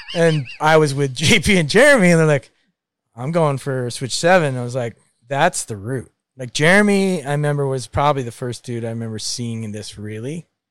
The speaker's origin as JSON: {"language": "English", "region": "Maine", "country": "United States", "tie": "born or raised there", "moved": "yes", "said": "growing up in Maine with a dickhead brother"}